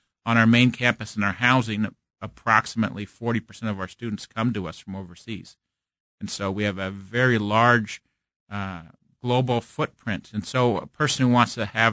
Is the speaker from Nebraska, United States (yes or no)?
yes; Omaha, Nebraska, United States; also born or lived in St. Louis, Missouri; now in Kansas City, United States; I'm originally from Omaha, Nebraska